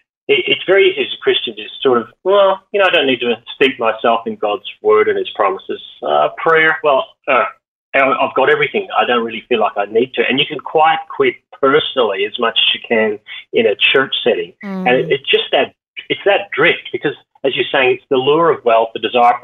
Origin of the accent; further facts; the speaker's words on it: Northern Ireland, United Kingdom; now in Australia; I grew up in Northern Ireland